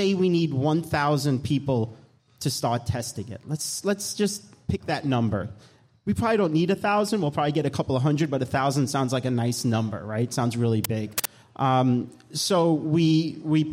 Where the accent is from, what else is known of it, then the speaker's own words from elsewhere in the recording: New York, United States; accent: New York; moved away as an adult; now in Florida, United States; I'm from New York and Eric Min is from New York. That's where I get this nice accent from